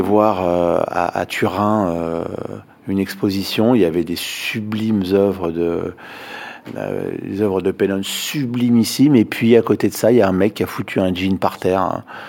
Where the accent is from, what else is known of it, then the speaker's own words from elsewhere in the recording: Paris, Île-de-France, France; Quand on est parisien comme je le suis